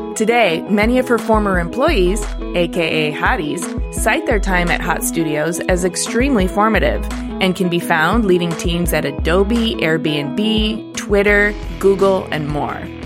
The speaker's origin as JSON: {"language": "English", "area": "Detroit area", "region": "Michigan", "country": "United States", "tie": "born or raised there", "also_born_or_lived": "New York City / Oakland", "moved": "yes", "said": "I grew up Detroit adjacent, and then I went to New York City"}